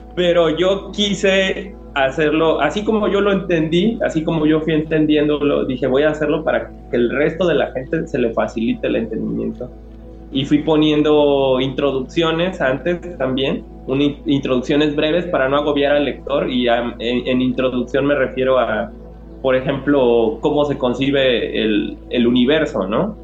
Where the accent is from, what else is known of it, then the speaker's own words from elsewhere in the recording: Jojutla, Morelos, Mexico; first language Spanish; Jojutla, eh, de donde yo soy